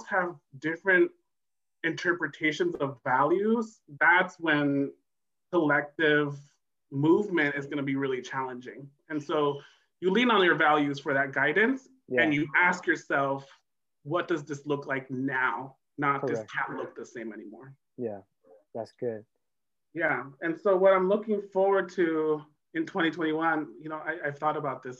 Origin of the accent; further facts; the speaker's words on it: San Mateo, California, United States; also born or lived in El Salvador; I was born in El Salvador, came here in the late 80s during the Civil War, went to public school my whole life, grew up in San Mateo in the Bay Area